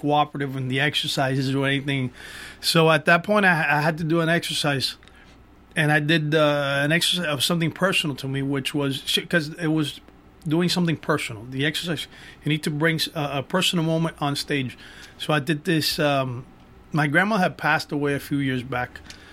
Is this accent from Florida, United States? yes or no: yes; Miami, Florida, United States; now in Los Angeles, United States; I grew up in Miami, like you said. I was born and raised in Miami.